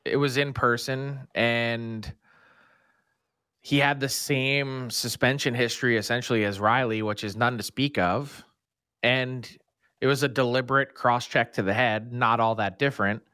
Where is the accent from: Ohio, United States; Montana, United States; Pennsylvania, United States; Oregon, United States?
Pennsylvania, United States; Philadelphia; I went my entire life growing up in Philly